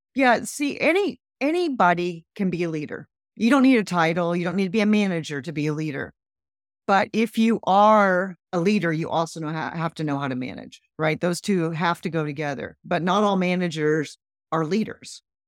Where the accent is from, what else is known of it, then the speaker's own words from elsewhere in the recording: Midwest, United States; I grew up in the Midwest